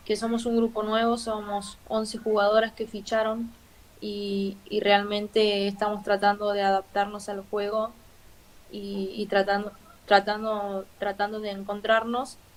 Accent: Argentina; Quizás nosotros somos argentinos y, y siempre vamos para adelante

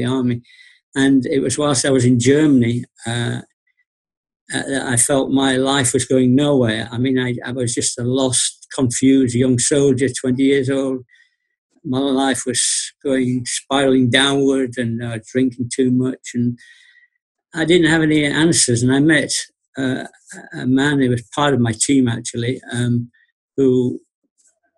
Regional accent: Bradford, Yorkshire and the Humber, United Kingdom; I was born in Bradford, Yorkshire

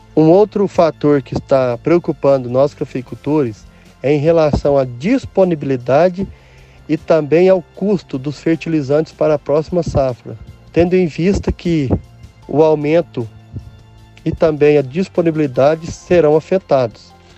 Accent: Candeias, Minas Gerais, Brazil; sou da região de Candeias, Minas Gerais, onde cultivo café em minha pequena propriedade.

